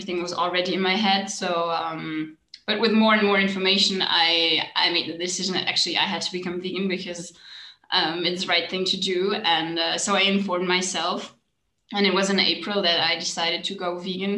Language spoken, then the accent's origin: English; Germany; I'm from Germany.